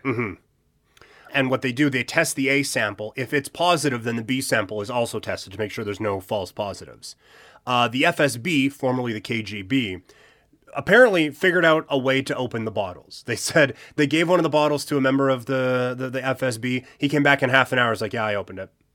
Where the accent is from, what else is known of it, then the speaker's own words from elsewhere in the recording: southern Saskatchewan, Canada; now in Alberta, Canada; my, my hometown, is, like, the biggest of the small towns in southern Saskatchewan